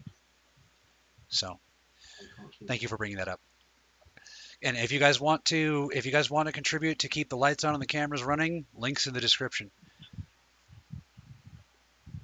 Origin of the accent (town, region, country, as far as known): United States